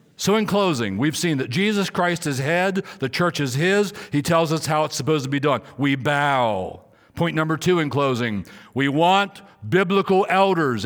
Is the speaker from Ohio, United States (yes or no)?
no; Maryland, United States; moved away; also born or lived in Riverside, California; I was in Riverside, California, and I was a pastor, though I'm from Maryland